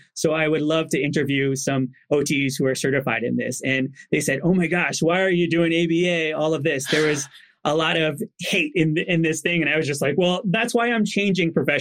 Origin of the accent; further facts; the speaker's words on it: New Jersey, United States; I grew up in New Jersey